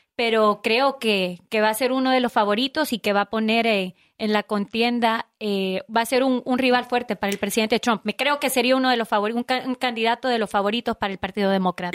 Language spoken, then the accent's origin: Spanish; Honduras; now in United States; 100% hondureña